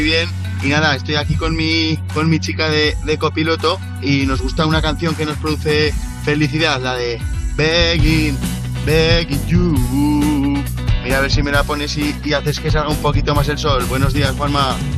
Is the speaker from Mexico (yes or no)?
no; Aragon, Spain; Aquí tienes a dos mañicos desde, desde Menorca